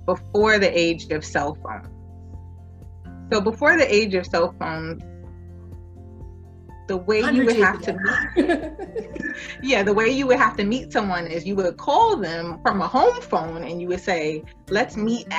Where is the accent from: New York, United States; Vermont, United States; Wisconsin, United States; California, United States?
New York, United States; New York City; I was born and raised in New York, Brooklyn specifically